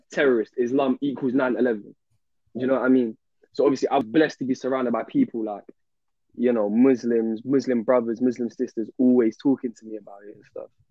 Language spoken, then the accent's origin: English; London, United Kingdom; I'm from South London